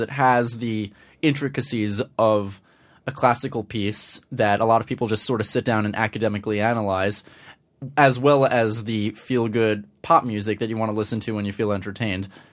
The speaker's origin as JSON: {"language": "English", "town": "Scarsdale", "region": "New York", "country": "United States", "tie": "born or raised there", "also_born_or_lived": "Manhattan, New York", "said": "I'm originally from Manhattan, the Upper West Side. But when I was just shy of six, my family moved up to Scarsdale in Westchester"}